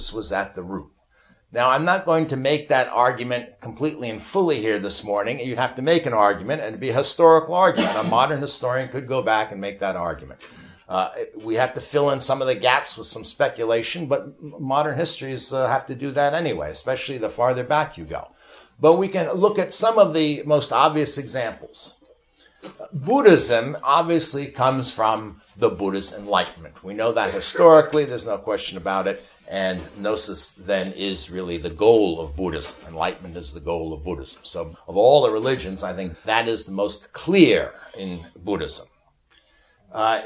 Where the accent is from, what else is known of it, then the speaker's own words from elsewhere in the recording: New York, United States; I'm from New York